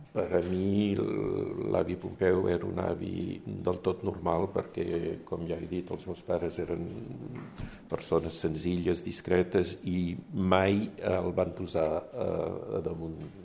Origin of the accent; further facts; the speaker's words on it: France; first language French; Catalan is a second language; also born or lived in Champagne; jo vaig néixer a França, eh, vam anar a viure a Champagne